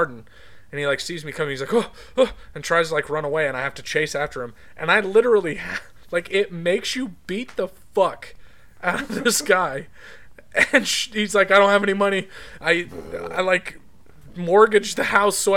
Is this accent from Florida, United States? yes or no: no; Utah, United States; growing up in Utah